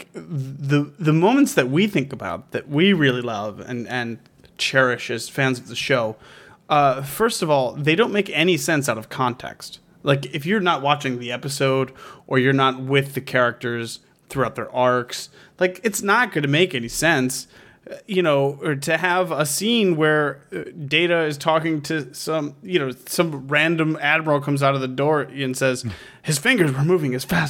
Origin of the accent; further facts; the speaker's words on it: New York, United States; I'm from New York, Philip.